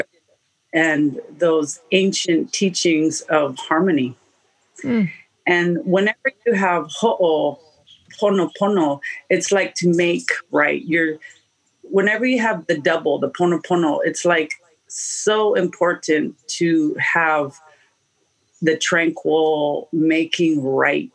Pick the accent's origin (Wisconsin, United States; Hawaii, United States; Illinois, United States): Hawaii, United States; Oahu; I was born on Oahu, and my mom comes from Detroit.